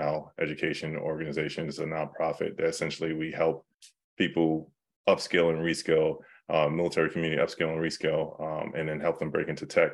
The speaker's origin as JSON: {"language": "English", "town": "New York City", "region": "New York", "country": "United States", "moved": "yes", "said": "I'm from New York"}